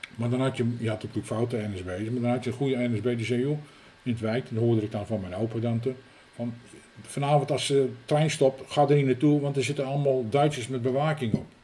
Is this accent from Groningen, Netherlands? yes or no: no; Utrecht, Netherlands; Ik ben hier geboren in de Zenestraat, de oude Zenestraat nummer 18.